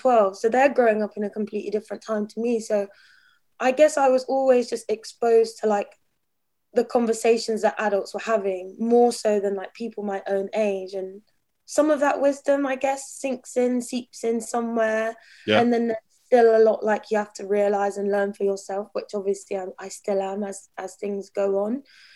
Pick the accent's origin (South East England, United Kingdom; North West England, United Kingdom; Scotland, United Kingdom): South East England, United Kingdom; Brighton; growing up in Brighton, like really normal family